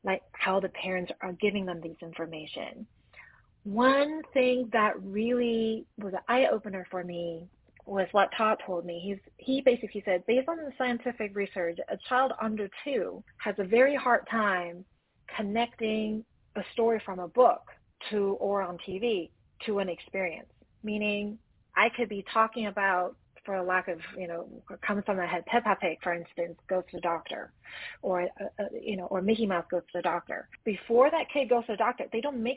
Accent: Taiwan; now in Los Angeles, United States; I grew up in Taiwan all the way in Asia

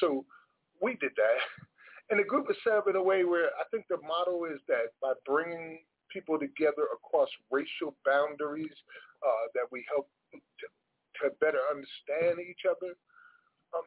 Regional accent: Paterson, New Jersey, United States; moved away; I've been invited to participate in my hometown with a poetry fest in Paterson, New Jersey.

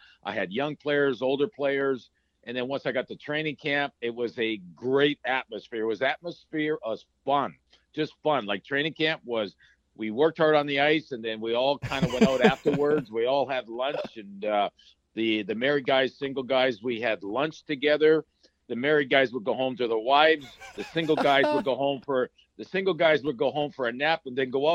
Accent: Sudbury, Ontario, Canada; moved away as an adult; also born or lived in New York; I got to live at home because I played for my hometown Sudbury Wolves junior team.

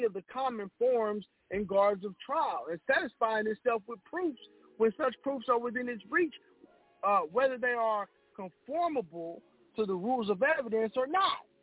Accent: United States; I was born in America. I'm an American.

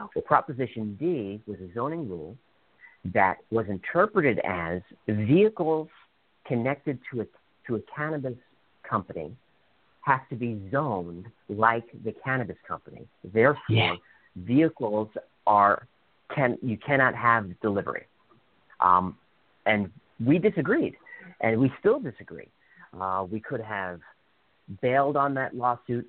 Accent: New York City, New York, United States; moved away; I'm from New York City.

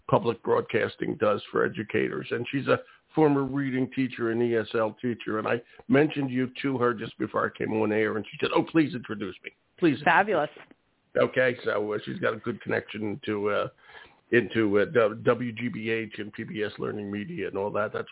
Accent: Philadelphia, Pennsylvania, United States; My hometown. I went all through Philadelphia public schools

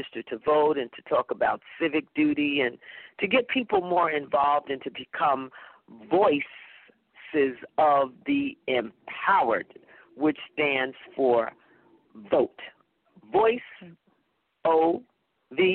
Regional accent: Paterson, New Jersey, United States; moved away as an adult; also born or lived in New York / Germany; I'm from Paterson, New Jersey. Went to Eastside High School

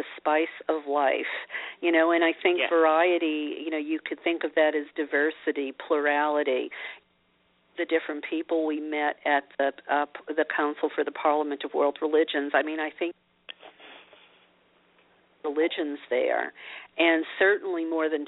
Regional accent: Louisiana, United States; I was a Christian growing up in Louisiana

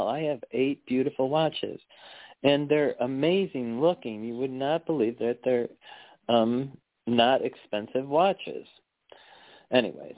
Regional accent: Chicago, Illinois, United States; moved away; I am from Chicago originally, so I have lived in the city too

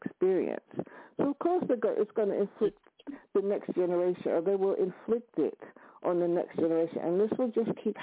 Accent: New York, United States; now in London, United Kingdom; New York is my hometown

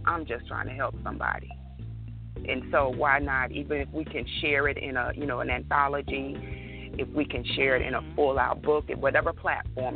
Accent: York, Alabama, United States; I'm from a very, very small town, as you know, I stated with you. I'm from York, Alabama

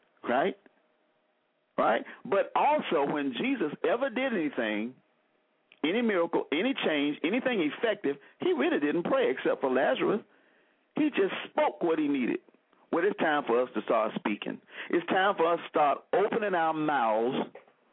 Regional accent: Selma, Alabama, United States; I grew up in Selma, Alabama

